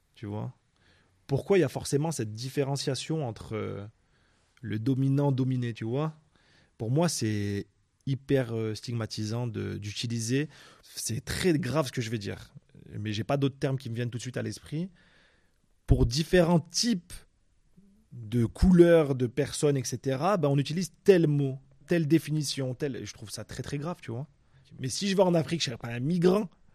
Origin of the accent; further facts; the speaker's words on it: France; moi, en tant que Français